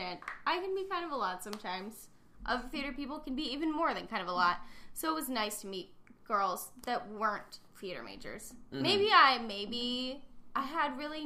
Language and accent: English; Kent, Ohio, United States; I'm from Kent, but I didn't go to Kent